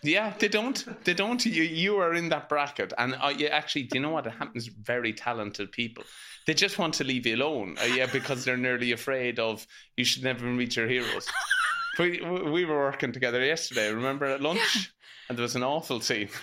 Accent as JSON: {"language": "English", "country": "Ireland", "said": "as Irish people, it's vital we pass it down"}